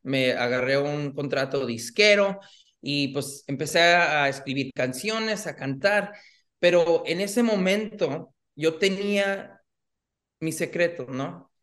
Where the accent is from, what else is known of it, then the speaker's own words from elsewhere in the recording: Los Angeles, California, United States; nací aquí en, en, Los Ángeles, pero mi papá es de Guadalajara, México. Ah, mi mamá de Los Reyes, Michoacán.